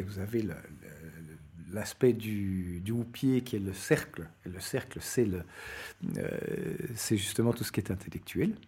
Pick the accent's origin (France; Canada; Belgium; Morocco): Belgium; moved away as an adult; also born or lived in Latin America / Portugal; je suis un Belge d'une cinquantaine d'années